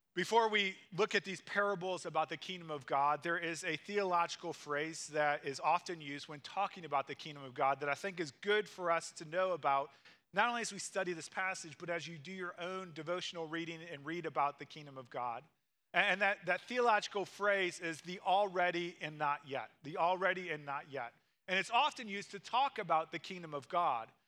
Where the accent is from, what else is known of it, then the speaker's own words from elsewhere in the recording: Missouri, United States; moved away; I grew up in Missouri and I grew up in the city